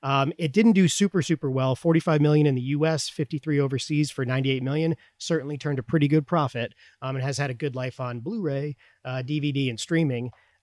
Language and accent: English; Boston, Massachusetts, United States; I grew up right around Boston, and I have lots of relatives, mostly from Dorchester.